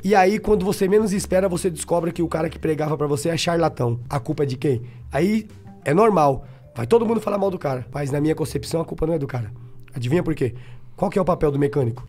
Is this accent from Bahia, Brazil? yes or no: yes; Bahia, Brazil; Eu sou o baiano. É. Não quero ser nada mais do que baiano.